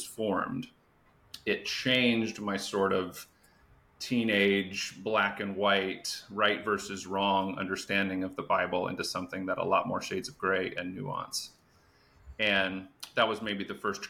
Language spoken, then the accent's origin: English; Phoenix, Arizona, United States; I grew up in the Phoenix area, a high Mormon population